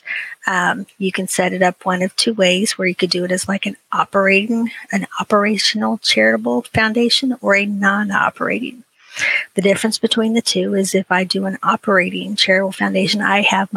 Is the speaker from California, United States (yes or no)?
no; Ohio, United States; I grew up in a little podunk town in Ohio